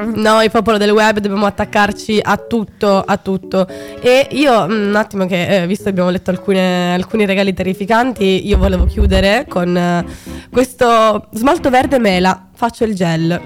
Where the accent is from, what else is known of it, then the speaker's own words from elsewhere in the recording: Sicily, Italy; moved away; nel mio paese giù eh, in Sicilia